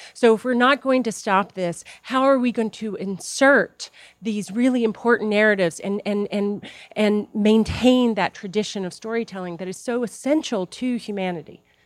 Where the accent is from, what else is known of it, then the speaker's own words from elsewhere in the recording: the South, Appalachia, United States; moved away; I'm originally from the South, Appalachia